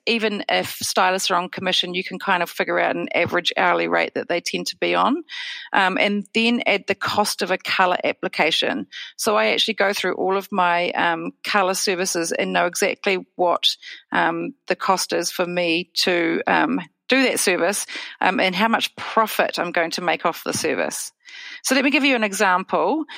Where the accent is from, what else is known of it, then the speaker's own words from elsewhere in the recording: New Zealand; also born or lived in Wellington; I'm dialing in from Wellington, New Zealand